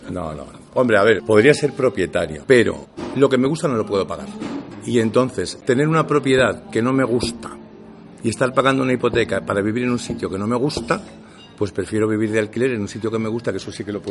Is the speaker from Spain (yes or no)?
yes; Andalusia, Spain; accent: Andalusian; Y yo, yo normalmente me mi, día a con mi acento andaluz.